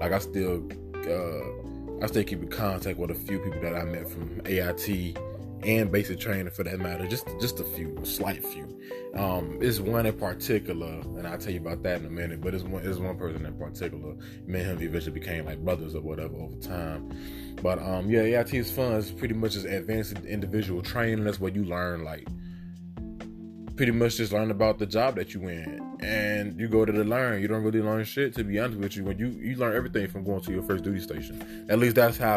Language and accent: English; Chicago, Illinois, United States; moved away as an adult; I'm originally from Chicago